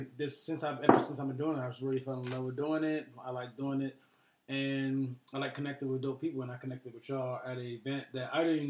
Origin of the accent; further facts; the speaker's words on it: Baltimore, Maryland, United States; I'm from Baltimore. Born and raised.